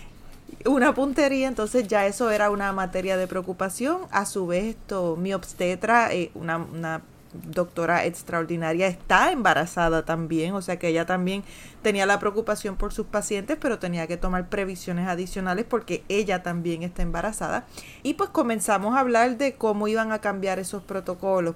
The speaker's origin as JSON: {"language": "Spanish", "country": "Puerto Rico", "said": "ya somos puertorriqueños"}